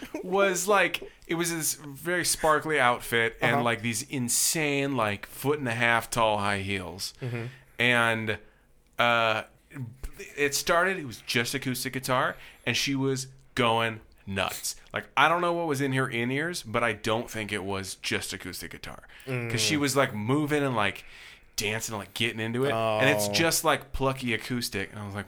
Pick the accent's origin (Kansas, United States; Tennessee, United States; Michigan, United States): Tennessee, United States; Like actually, I grew up not too far out of Nashville.